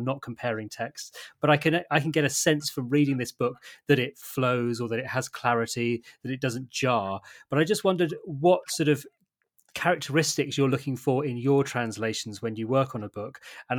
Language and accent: English; United Kingdom